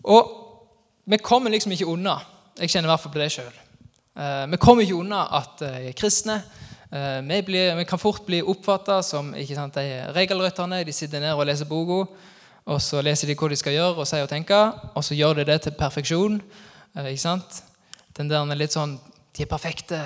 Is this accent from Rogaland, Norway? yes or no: yes; Sokndal, Rogaland, Norway; moved away; Sokndal-patriot der jeg er ifra